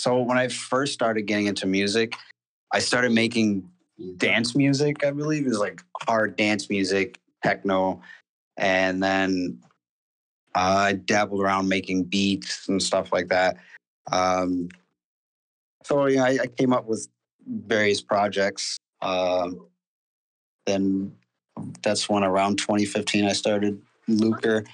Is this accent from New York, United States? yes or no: yes; Buffalo, New York, United States; I'm from Buffalo, by the way. Buffalo, New York